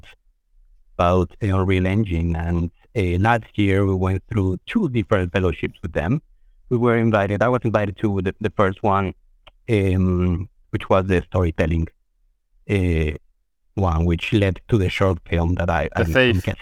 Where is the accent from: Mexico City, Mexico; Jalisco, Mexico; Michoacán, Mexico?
Mexico City, Mexico; moved away as an adult; now in New York, United States; I'm born and raised in Mexico City. I've been living in New York for about 15 years or so